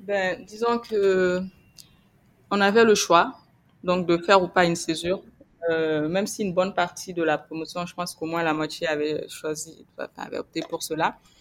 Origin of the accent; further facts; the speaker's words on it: Gao Region, Mali; je suis malienne et je, suis née euh, au Mali et j'y ai grandi. Je suis originaire du nord du Mali, donc la, la, région de Gao, où je suis née d'ailleurs.